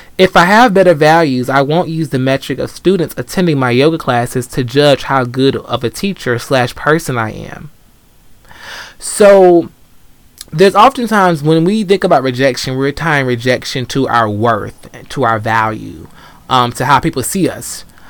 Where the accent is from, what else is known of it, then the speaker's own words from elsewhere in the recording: Atlanta, Georgia, United States; I grew up in Atlanta